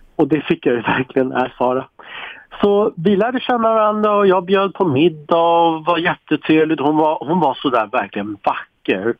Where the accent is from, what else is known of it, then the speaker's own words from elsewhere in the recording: Sweden; som svensk är man så jäkla stolt